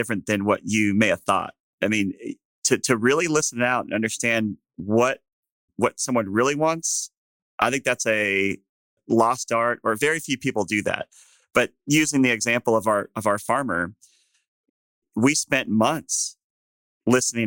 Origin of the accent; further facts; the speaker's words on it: Texas, United States; as a Texan